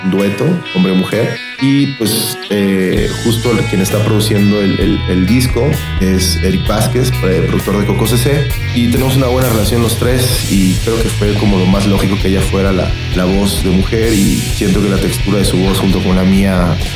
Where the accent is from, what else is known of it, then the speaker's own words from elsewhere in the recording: Mérida, Yucatán, Mexico; now in Mexico City, Mexico; yo tengo viviendo en la Ciudad de México dos años. Yo soy originario de la ciudad de Mérida y me mudé con, el proyecto de Islas Bajo el Brazo.